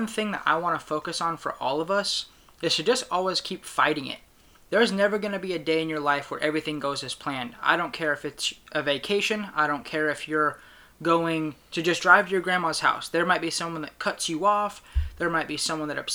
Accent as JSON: {"language": "English", "town": "Sacramento", "region": "California", "country": "United States", "said": "I'm from Sacramento, California"}